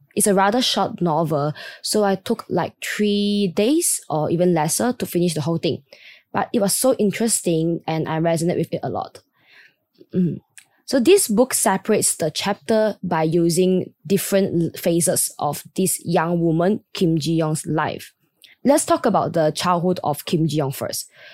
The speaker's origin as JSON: {"language": "English", "country": "Malaysia", "tie": "born or raised there", "said": "I was born and raised in Malaysia"}